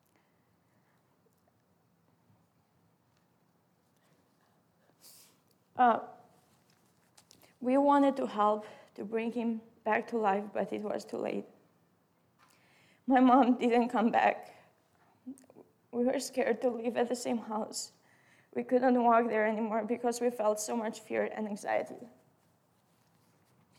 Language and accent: English; Albania; English is a second language; moved away; I grew up in Albania, and for the most part, I lived with my parents and my siblings.